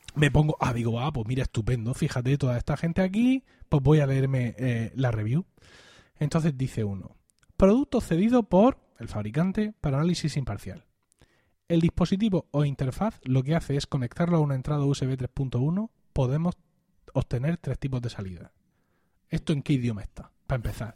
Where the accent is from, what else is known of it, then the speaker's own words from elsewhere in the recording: Blanca, Region of Murcia, Spain; mi pueblo de 6.000 habitantes teníamos un corresponsal de La Verdad, de La Verdad que es el principal diario de la región